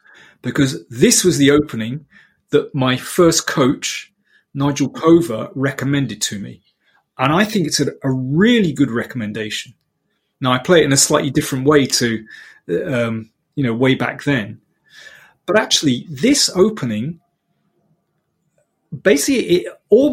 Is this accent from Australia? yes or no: no; London, United Kingdom; as we say in London.